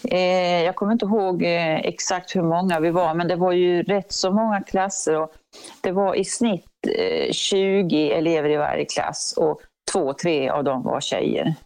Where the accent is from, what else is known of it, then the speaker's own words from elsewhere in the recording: Örebro, Örebro County, Sweden; jag är ju från Örebro och eh, ja, den trakten